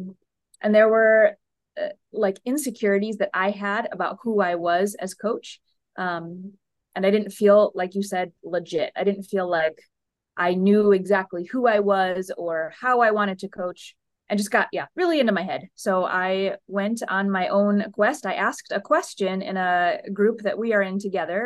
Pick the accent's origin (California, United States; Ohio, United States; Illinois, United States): Ohio, United States; Toledo; moved away as an adult; also born or lived in Chicago / St. Louis; This is back in my hometown.